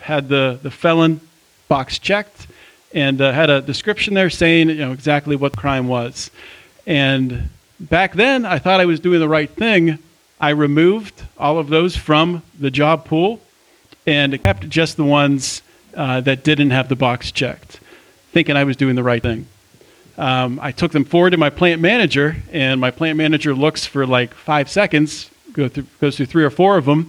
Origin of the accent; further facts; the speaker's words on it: Pittsburgh, Pennsylvania, United States; moved away; I grew up outside of Pittsburgh